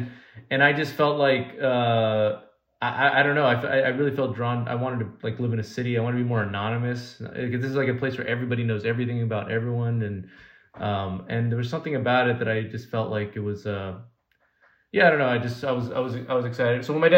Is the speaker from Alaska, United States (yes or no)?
yes; Alaska, United States; also born or lived in California; Well, I was born in California originally, because my parents were born in Cuba, so they moved to California, and then I was born in California, and then I was a month old. We moved to Alaska, and so I spent the first 6 years of my life in Alaska.